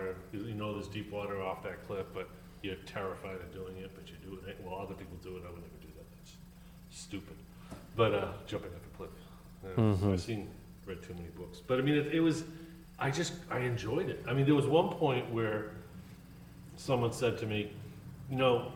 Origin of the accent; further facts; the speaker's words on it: Boston, Massachusetts, United States; I'm from Boston